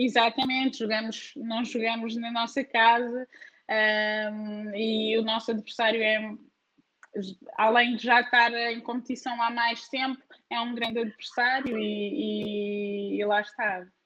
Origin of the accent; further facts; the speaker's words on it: Portugal; also born or lived in northern/centre-north Portugal / Braga; now in Lyon, France; mil pontos de facto, é a minha terra e orgulho-me bastante